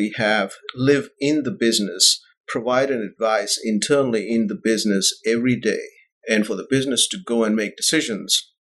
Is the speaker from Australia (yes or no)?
no; New Delhi, Delhi, India; moved away as an adult; also born or lived in Bahrain; I was born in India and grew up there.